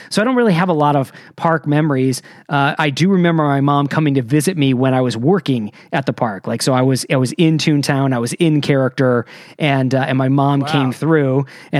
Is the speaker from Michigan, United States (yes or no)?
yes; Michigan, United States; moved away; I wasn't raised in California. I wasn't raised in Florida. I was raised in Michigan.